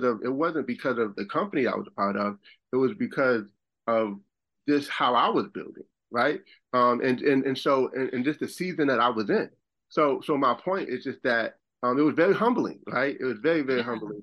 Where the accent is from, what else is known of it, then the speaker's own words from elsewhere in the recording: Buffalo, New York, United States; moved away as an adult; also born or lived in Rochester, New York; now in South Carolina, United States; I'm from Buffalo, and I lived in Rochester, New York, but I ended up moving to South Carolina.